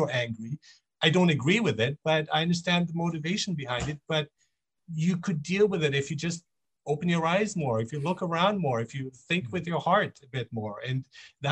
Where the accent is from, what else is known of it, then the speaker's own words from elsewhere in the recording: Nuremberg, Bavaria, Germany; also born or lived in Monheim, Germany; now in Vancouver, Canada; I grew up in Germany. I grew up in Nuremberg actually.